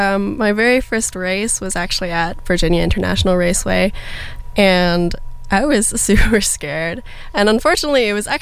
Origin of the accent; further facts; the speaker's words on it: Toronto, Ontario, Canada; now in United States; I grew up in Toronto, Ontario.